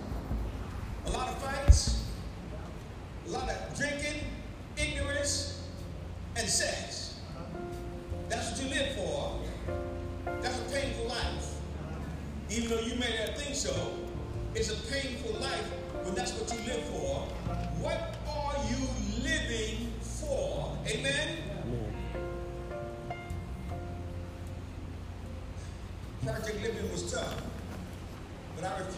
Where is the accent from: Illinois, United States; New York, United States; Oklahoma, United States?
New York, United States; New York City; I came up from New York City